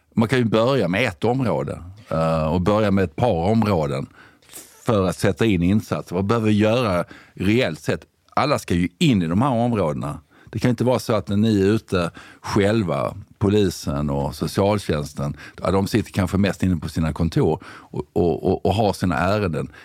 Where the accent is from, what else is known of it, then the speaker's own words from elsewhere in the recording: Sweden; also born or lived in United Kingdom; jag kom ju hem ifrån Storbritannien 2005